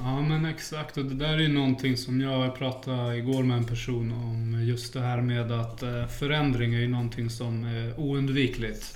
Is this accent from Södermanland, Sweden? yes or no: yes; Flen, Södermanland, Sweden; moved away; also born or lived in Hallunda, Stockholm; jag är uppväxt i Flen